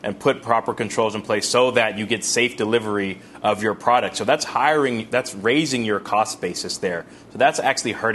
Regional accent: California, United States; California, my home state.

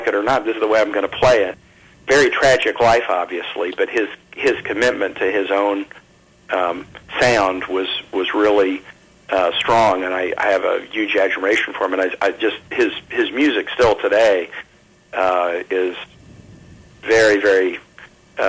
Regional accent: Kansas City, Missouri, United States; I grew up in Kansas City

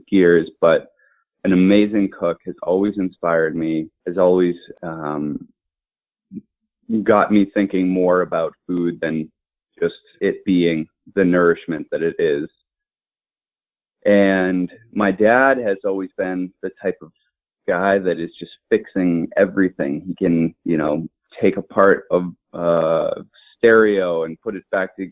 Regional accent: Shrewsbury, Massachusetts, United States; I went to public schools in Shrewsbury, Massachusetts

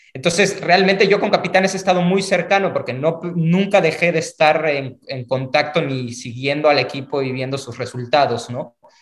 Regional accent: Mexico; yo soy mexicano

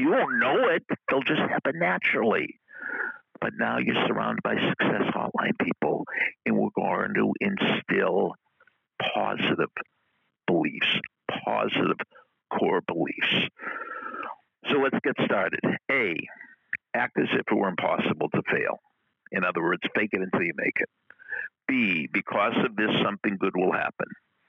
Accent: Boston, Massachusetts, United States; accent: Boston; "I grew up in Boston." I'm losing my accent, but she detected my accent.

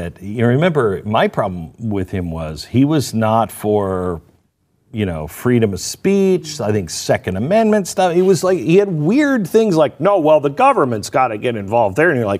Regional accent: Pacific Northwest, United States; I'm from the Pacific Northwest

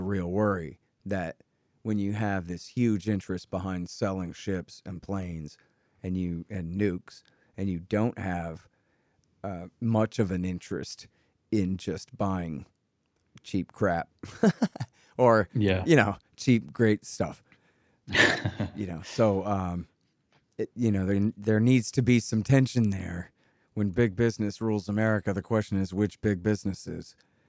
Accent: Texas, United States; I don't see really as a Texan how that's my problem.

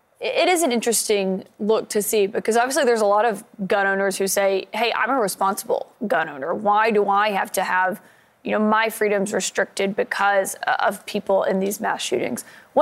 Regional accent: Alabama, United States; I'm from Alabama.

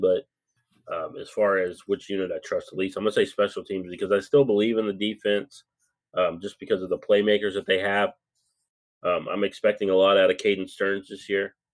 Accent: Lubbock, Texas, United States; I grew up in Lubbock, Texas, so that's my hometown

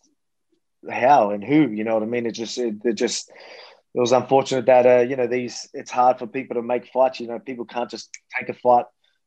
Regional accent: Australia; I'm just a Aussie bogan.

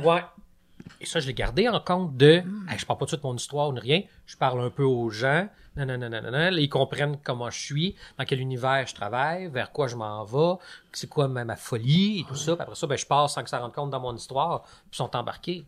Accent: Lac-Carré, Quebec, Canada; moved away as an adult; also born or lived in Trois-Rivières; j'ai grandi au Lac Carré dans les Laurentides, qui est un petit village euh, pas loin du Mont-Tremblant

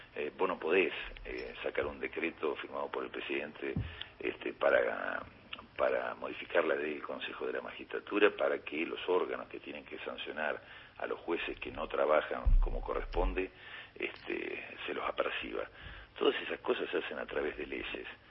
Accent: Patagonia, Argentina; yo también soy patagónico

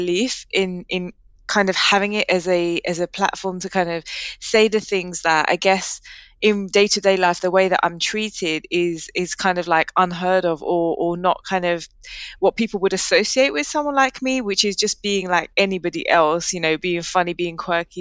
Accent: London, United Kingdom; I grew up in Leighton, which is East London

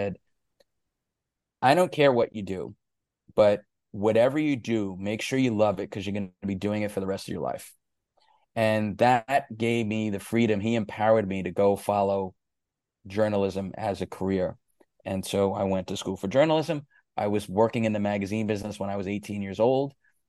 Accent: New York City, New York, United States; The other thing too is I grew up in New York City in the 80s, so hip hop was just burgeoning at that point.

